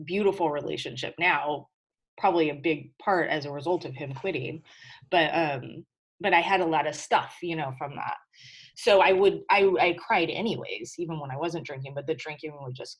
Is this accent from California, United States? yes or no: yes; Whittier, California, United States; also born or lived in Hawaii / San Diego, California; we lived in LA in a town called Whittier, which is like, I consider my hometown